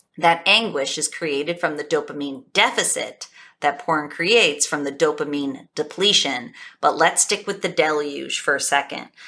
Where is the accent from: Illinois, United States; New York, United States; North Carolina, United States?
New York, United States; Buffalo; I'm from Buffalo, New York.